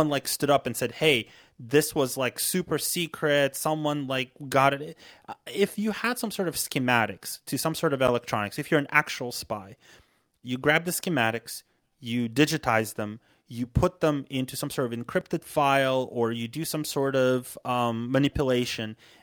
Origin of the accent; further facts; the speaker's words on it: United States; as an American